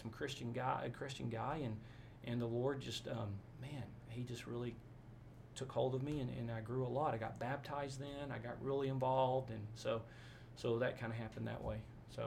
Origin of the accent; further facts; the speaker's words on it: Forney, Texas, United States; also born or lived in Orange, Texas / Abilene, Texas / Albuquerque, New Mexico; I grew up in a town called Forney, Texas, east of Dallas, F-O-R-N-E-Y